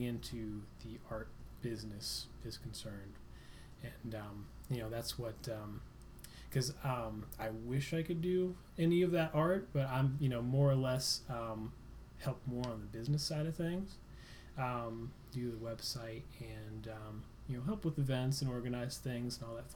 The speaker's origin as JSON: {"language": "English", "town": "Columbia City", "region": "Indiana", "country": "United States", "tie": "born or raised there", "also_born_or_lived": "Muncie, Indiana", "moved": "as an adult", "lives_now": "Fort Wayne, United States", "said": "I grew up in Columbia City and lived there my whole life"}